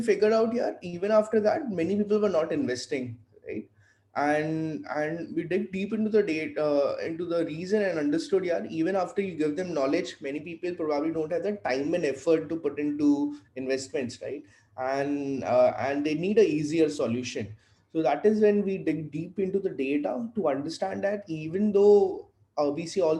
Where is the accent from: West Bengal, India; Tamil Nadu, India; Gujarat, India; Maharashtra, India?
Gujarat, India; Vadodara; born there; also born or lived in Faridabad; So I was born in Baroda, right? I was born in Gujarat. Then did some of my schooling in Faridabad